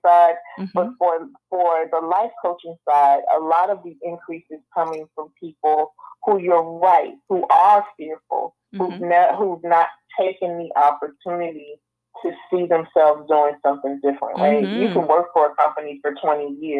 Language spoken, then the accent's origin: English; North New Jersey, United States; accent: northern; moved away; also born or lived in Atlanta, Georgia; I come from North New Jersey, born and raised